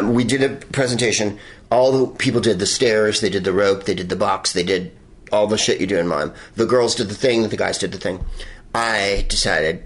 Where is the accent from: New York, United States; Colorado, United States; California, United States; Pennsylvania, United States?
California, United States; Bay Area; I'm from the Bay Area